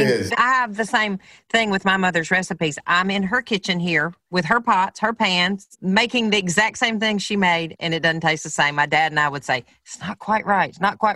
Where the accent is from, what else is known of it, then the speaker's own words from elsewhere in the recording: the South, United States; I'm from the South.